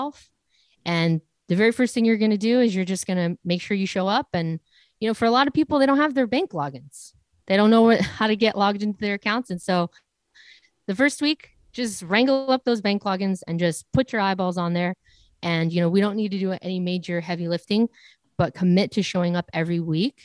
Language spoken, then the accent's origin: English; 20 miles south of Los Angeles, Southern California, United States; growing up in Southern California, 20 miles south of a major city, Los Angeles